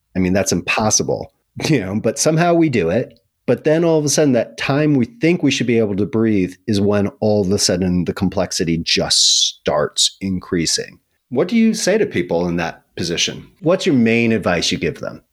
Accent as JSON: {"language": "English", "region": "New York", "country": "United States", "said": "I'm a New Yorker."}